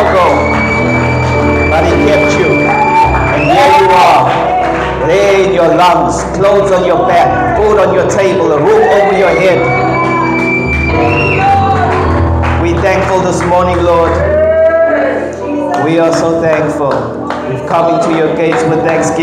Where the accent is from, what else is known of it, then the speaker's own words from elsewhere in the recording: Pietermaritzburg, KwaZulu-Natal, South Africa; I'm born proud from Sleepy Hollow.